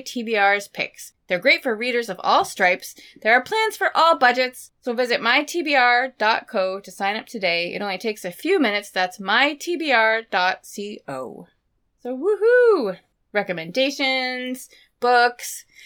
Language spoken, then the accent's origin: English; Maine, United States; moved away; where I grew up in Maine